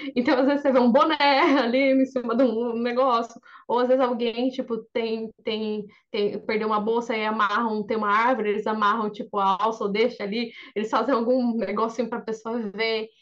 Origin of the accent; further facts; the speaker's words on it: Brazil; now in Japan; eu sou brasileira